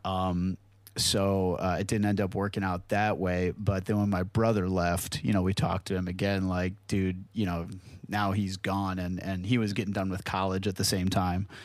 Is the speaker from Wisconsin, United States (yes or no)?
yes; Hartland, Wisconsin, United States; a real small town called Heartland, Wisconsin